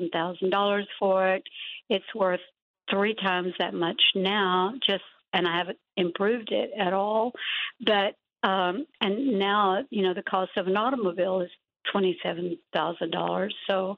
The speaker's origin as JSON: {"language": "English", "region": "East Texas", "country": "United States", "said": "And I'm Cherokee from East Texas"}